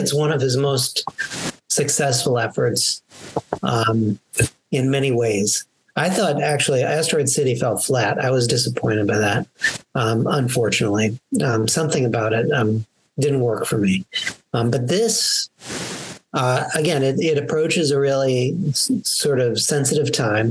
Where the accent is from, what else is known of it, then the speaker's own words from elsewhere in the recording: American Midwest, United States; accent: American; I have my American accent